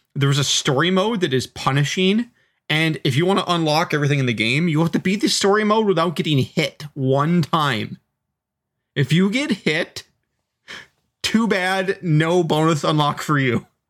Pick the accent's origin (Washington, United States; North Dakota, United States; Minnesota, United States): Washington, United States; Seattle; I grew up in Seattle